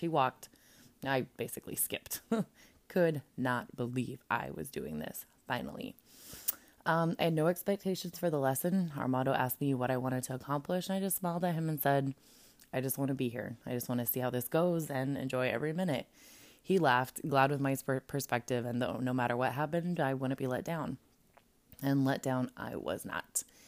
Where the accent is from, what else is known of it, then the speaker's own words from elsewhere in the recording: Colorado, United States; moved away as an adult; now in California, United States; I grew up in Landlocked, Colorado